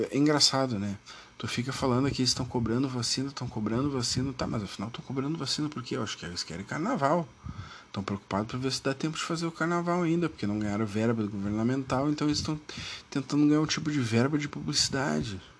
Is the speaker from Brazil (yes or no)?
yes; Rio Grande do Sul, Brazil; Eu sou do Rio Grande do Sul, então eu tenho que dar minha opinião sobre o Brasil do Sul. Não adianta eu ficar falando e dizendo coisas se eu sou aqui do Rio Grande do Sul, né?